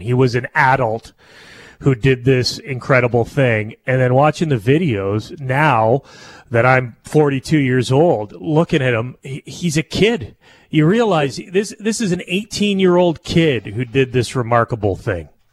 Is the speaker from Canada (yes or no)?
yes; Canada; a Canadian